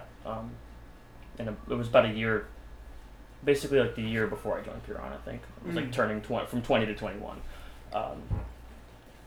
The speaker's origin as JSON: {"language": "English", "town": "Yonkers", "region": "New York", "country": "United States", "said": "I'm from Yonkers"}